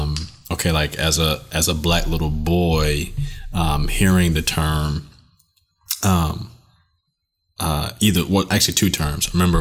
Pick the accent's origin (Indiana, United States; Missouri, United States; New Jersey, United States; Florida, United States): Florida, United States; South; as an African American, and then being a Native Floridian, like, so I was born and raised in Florida, growing up in South Florida, where you have the Caribbean population